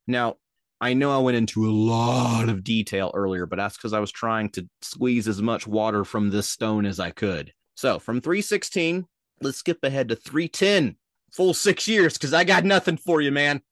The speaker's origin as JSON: {"language": "English", "region": "Minnesota", "country": "United States", "accent": "Minnesota", "said": "I heard my mid Atlantic accent coming into my Minnesota accent"}